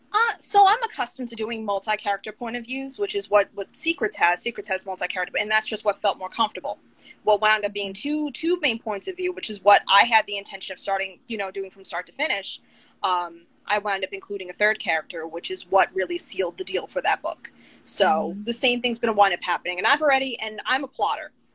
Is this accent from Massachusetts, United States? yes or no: no; Long Island, New York, United States; now in Orlando, United States; my husband and I were originally from Long Island, New York